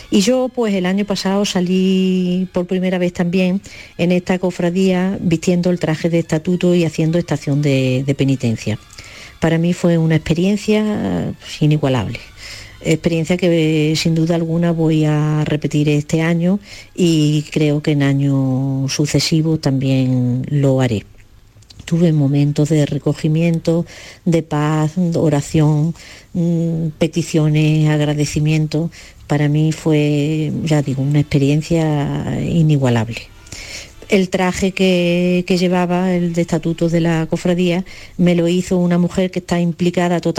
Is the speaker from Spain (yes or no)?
yes; Torredonjimeno, Andalusia, Spain; de Torredón Jiménez.